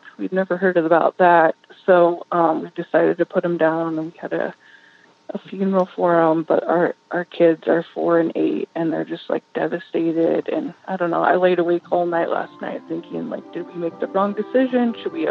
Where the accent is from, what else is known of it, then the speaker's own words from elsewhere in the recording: Bend, Oregon, United States; now in Ventura, United States; But we're originally from Bend, Oregon.